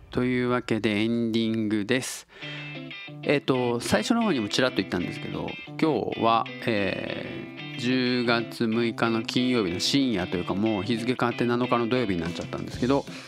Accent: Tottori, Japan; accent: Tottori dialect; moved away as an adult; also born or lived in Kobe; now in Osaka, Japan; 鳥取生まれでえっと高校3年生の後浪人したんでまあ、えー、19歳まで鳥取にいたんですよ

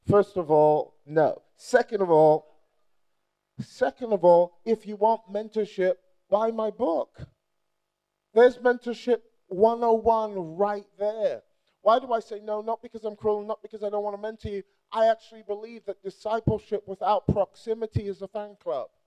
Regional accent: Nigeria; And, and I say that not just because I'm Nigerian

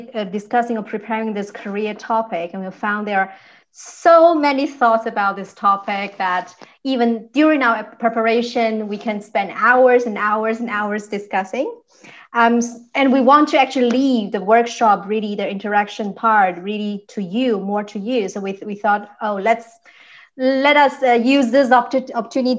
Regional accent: China; now in Düsseldorf, Germany; I come from China. I'm now living in Düsseldorf

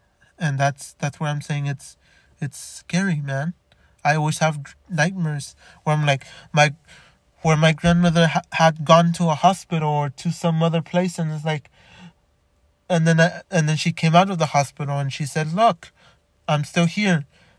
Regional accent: Los Angeles, California, United States; born there; also born or lived in Chicago / Downey; now in Montebello, United States; I lived in Chicago, I lived in Downey, I lived in Los Angeles, I was born in Boyle Heights, I lived in Montebello before living in where I live now in Montebello

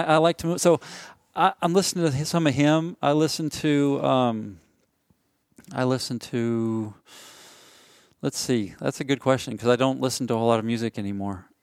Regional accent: Nashville, Tennessee, United States; moved away; I'm from Nashville

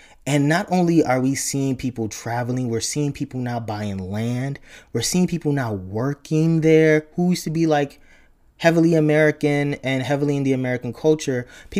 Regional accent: Nigeria; even though I grew up and I was born in Nigeria, my ancestors were there.

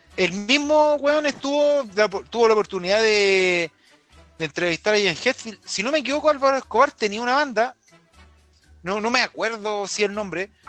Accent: Chile; Orgullos como, como chilenos

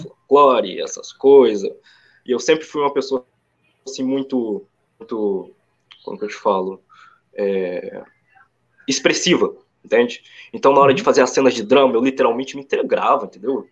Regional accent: Sete Lagoas, Minas Gerais, Brazil; also born or lived in São Gonçalo / Itaboraí border, Rio de Janeiro; now in São Gonçalo, Brazil; eu vim de uma cidade bem assim no interior de Minas, chamada Sete Lagoas

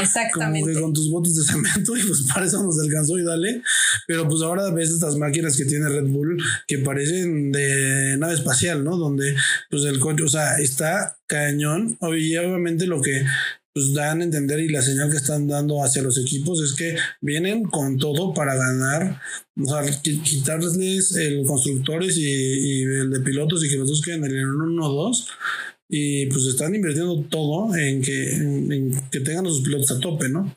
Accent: Mexico

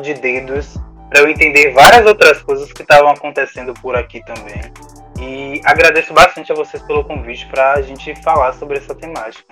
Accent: Salvador, Bahia, Brazil; tem algumas aqui na região também da Bahia, que é o meu lar, já que sou soteropolitano

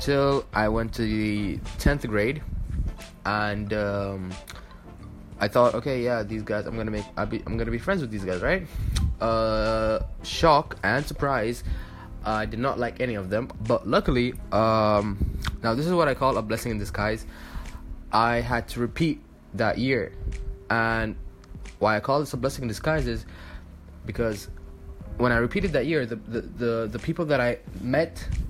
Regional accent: Dubai, United Arab Emirates; moved away as an adult; now in Egypt; I am Egyptian, but I was born and raised in the United Arab Emirates, specifically Dubai

